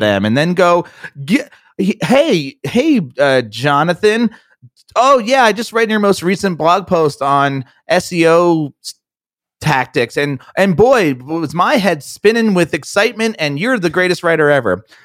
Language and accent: English; New Jersey, United States; we're both from New Jersey